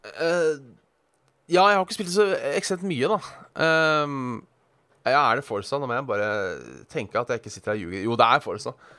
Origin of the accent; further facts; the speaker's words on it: Hønefoss, Buskerud, Norway; jeg er fra Hønefoss og ikke tok lappen da jeg var 18